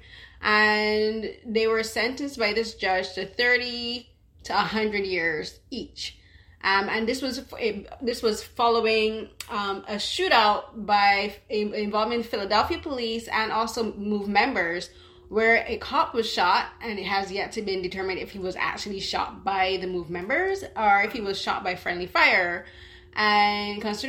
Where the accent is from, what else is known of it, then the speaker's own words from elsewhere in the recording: Barbados; growing up in Barbados